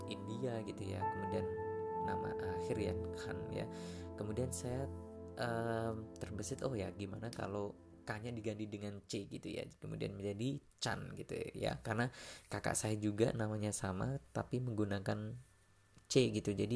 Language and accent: Indonesian; Lamongan, East Java, Indonesia; now in Malang, Indonesia; kemudian saya ini berasal dari Lamongan Jawa Timur saya sudah tinggal di kota Malang sudah hampir uh, apa ya setengah dari umur saya ini saya habiskan uh, berada di Malang itu sendiri